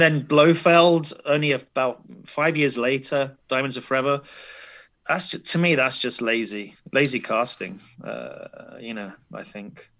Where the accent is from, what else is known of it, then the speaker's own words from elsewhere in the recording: London, United Kingdom; As a Londoner